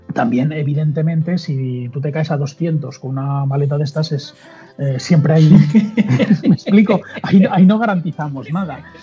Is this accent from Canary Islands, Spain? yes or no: no; Mallorca, Balearic Islands, Spain; yo soy de Mallorca, un mallorquín